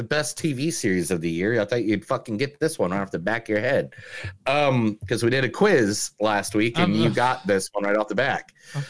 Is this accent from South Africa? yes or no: no; Ireland; I'm fucking Irish